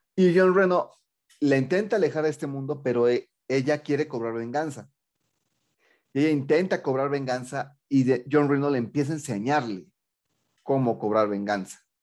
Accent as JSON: {"language": "Spanish", "country": "Mexico", "said": "más para mi tierra"}